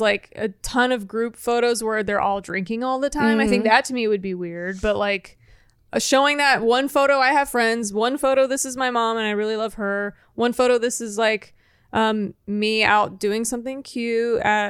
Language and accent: English; Texas, United States; I'm from Texas, so.